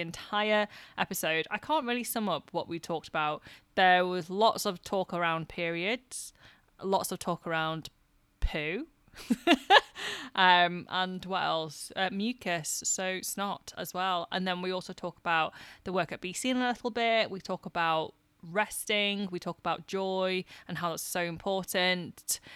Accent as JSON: {"language": "English", "region": "the north of England", "country": "United Kingdom", "accent": "northern", "said": "my northern accent"}